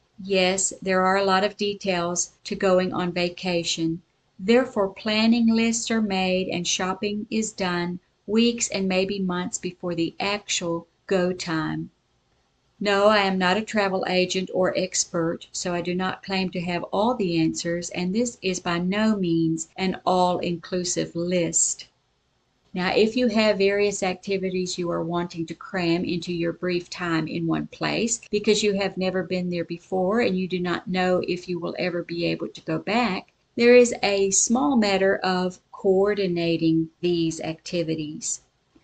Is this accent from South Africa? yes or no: yes; South Africa; also born or lived in Sioux Falls, United States; I was born in Sioux Falls, South Dakota in the United States and raised in South Africa.